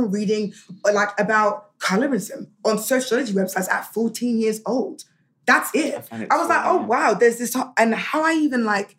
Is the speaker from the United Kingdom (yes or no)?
yes; London, United Kingdom; So it was about being British, having parents that were born in Africa